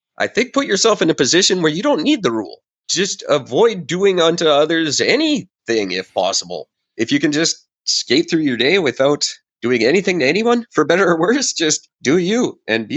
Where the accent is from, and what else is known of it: Canada